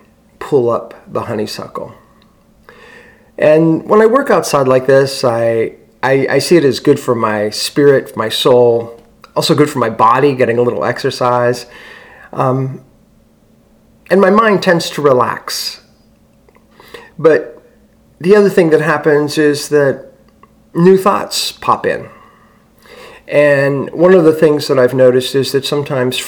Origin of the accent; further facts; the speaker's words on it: Struthers, Ohio, United States; also born or lived in Youngstown, Ohio; I was born in Youngstown, Ohio. I grew up in a suburb of Youngstown, Struthers, Ohio